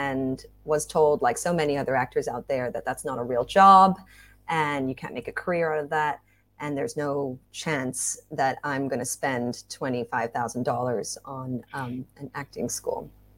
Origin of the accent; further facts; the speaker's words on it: Hong Kong; also born or lived in Singapore; now in Bangkok, Thailand; I have a Thai mom. I had a Welsh dad. I was born in Singapore, grew up in Hong Kong and Bangkok. And I'm currently living in Bangkok working as a freelance actor, voice actor.